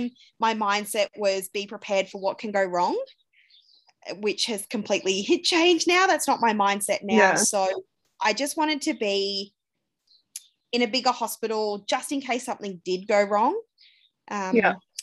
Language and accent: English; Euroa, Victoria, Australia; moved away as an adult; also born or lived in Ballarat / Melbourne; now in Romsey, Australia; I grew up in Euroa, which is a small country town in Victoria, sort of halfway between Melbourne and Albury.